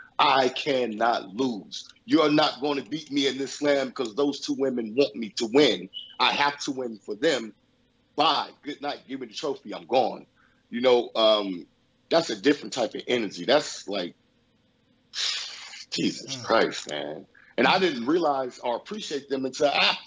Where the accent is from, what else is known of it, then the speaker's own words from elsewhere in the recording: Los Angeles, California, United States; I grew up in Los Angeles, California. Born and raised in Los Angeles, California